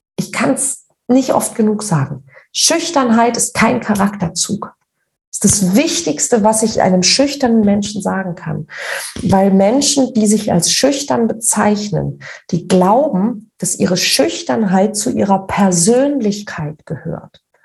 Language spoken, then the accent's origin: German; Northern Germany, Germany; wie man bei uns in Norddeutschen sagt